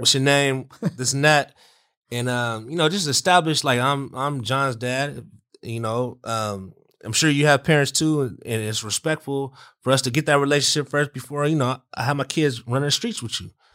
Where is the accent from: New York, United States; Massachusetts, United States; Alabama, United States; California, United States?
California, United States; Southern; we're from SoCal